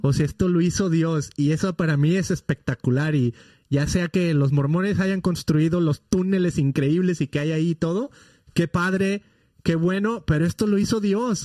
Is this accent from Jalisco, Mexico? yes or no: yes; Guadalajara, Jalisco, Mexico; now in California, United States; somos nosotros de Guadalajara originalmente, que es la segunda ciudad más grande de México